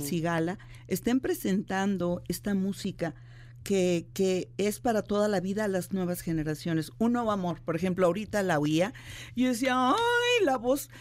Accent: Guanajuato, Mexico; yo soy de, de Guanajuato, de la capital

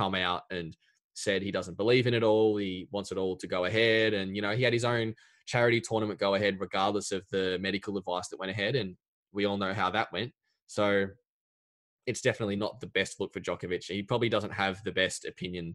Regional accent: Australia; as an Aussie

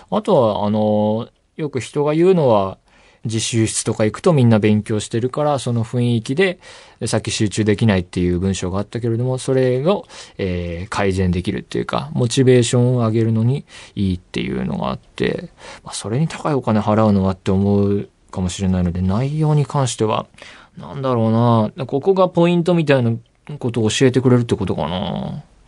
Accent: Saitama, Japan; 私、埼玉出身ですが

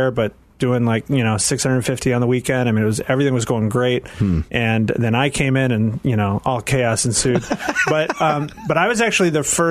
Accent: Phoenix, Arizona, United States; I was raised in Phoenix, Arizona, Southern Baptist.

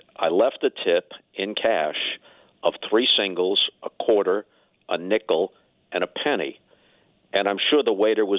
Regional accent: New York, United States; moved away as an adult; now in St. Louis, United States; I grew up in New York, surrounded by Yankee broadcasts and later Met broadcasts.

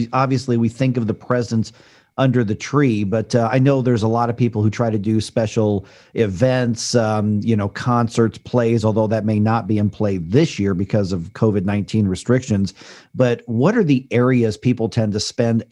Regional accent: Midwest, United States; Growing up in the Midwest

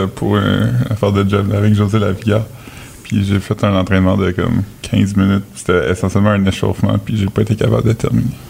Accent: New Brunswick, Canada; Je viens du Nouveau-Brunswick aussi

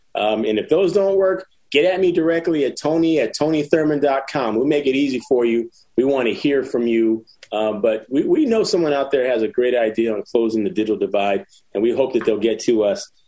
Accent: Philadelphia, Pennsylvania, United States; also born or lived in San Jose, California; I ended up in Philly after my mom passed away, being raised by a cousin

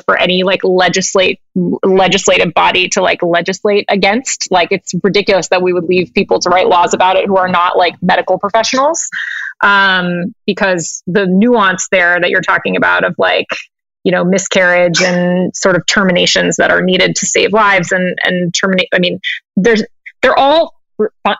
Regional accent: California, United States; moved away as an adult; also born or lived in Australia; I was from California

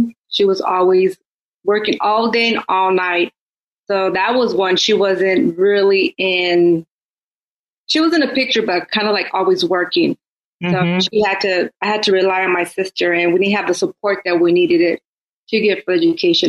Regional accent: Oakland, California, United States; me being born and raised in Oakland

